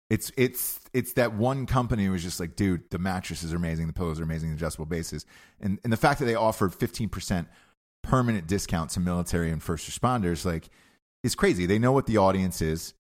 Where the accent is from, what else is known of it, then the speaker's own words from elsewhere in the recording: Georgia, United States; moved away; I grew up in Georgia